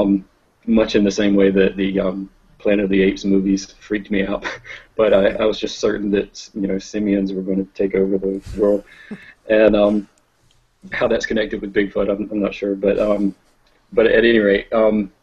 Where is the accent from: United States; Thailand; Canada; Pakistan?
United States; the South, Southern United States; accent: Southern; now in Charleston, United States; My Southern accent